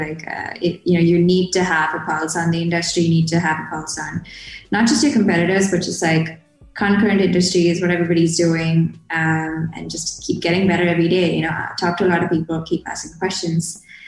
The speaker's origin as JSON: {"language": "English", "region": "Kerala", "country": "India", "tie": "born or raised there", "said": "I'm based out of India at the moment. This is where I was born and brought up. I'm from Kerala. It's this state down south. I like to describe it as a more crowded version of Hawaii."}